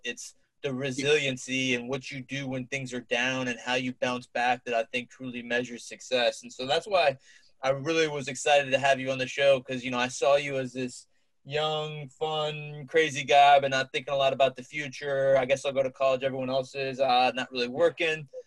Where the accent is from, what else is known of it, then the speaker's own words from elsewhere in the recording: Cincinnati, Ohio, United States; my hometown of Cincinnati, Ohio.